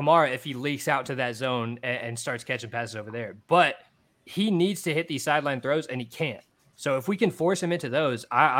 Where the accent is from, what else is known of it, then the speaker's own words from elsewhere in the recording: Louisiana, United States; I'm from Louisiana.